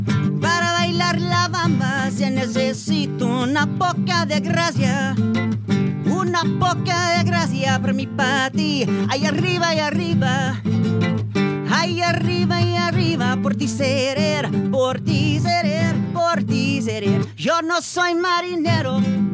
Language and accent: English; Menlo Park, California, United States; Of course, if you were born, like I was born, I grew up in the Menlo Park area, kind of like you guys did.